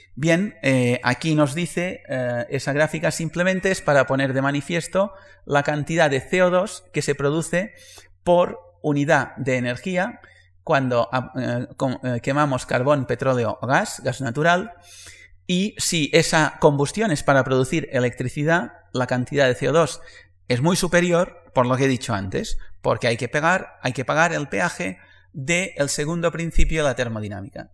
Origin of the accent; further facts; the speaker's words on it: Majorca, Balearic Islands, Spain; moved away as an adult; also born or lived in Barcelona; yo soy mallorquín